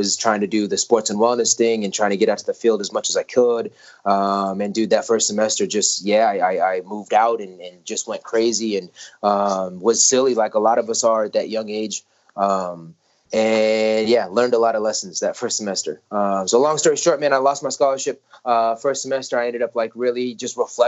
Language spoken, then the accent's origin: English; Denver, Colorado, United States; Denver, Colorado, man, I was born in Denver